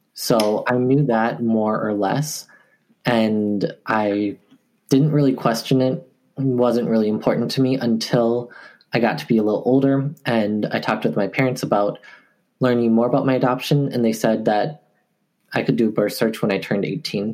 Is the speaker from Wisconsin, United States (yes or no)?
yes; Eau Claire, Wisconsin, United States; moved away as an adult; also born or lived in Daegu, South Korea / Guatemala; now in Milwaukee, United States; I currently live in Milwaukee, Wisconsin, but I'm from Eau Claire. And that's actually where I first went to um, when I was adopted.